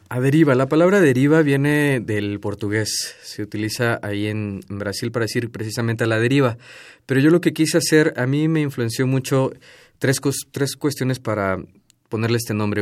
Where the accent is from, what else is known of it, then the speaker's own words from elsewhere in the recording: Tuxtla Gutiérrez, Chiapas, Mexico; yo soy de Chiapas